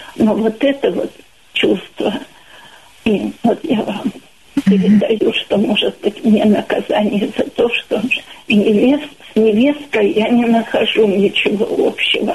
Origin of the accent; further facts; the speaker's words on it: Apsheronsk, Krasnodar Krai, Russia; now in Rostov-on-Don, Russia; в моем родном городе, где я родилась, небольшой городок Краснодарского края, Обшаронск